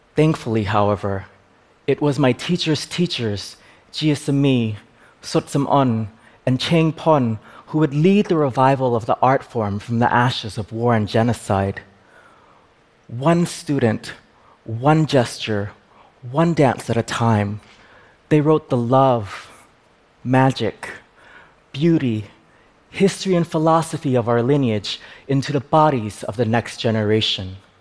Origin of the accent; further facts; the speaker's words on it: United States; I am Khmer and I am American I am the child of refugees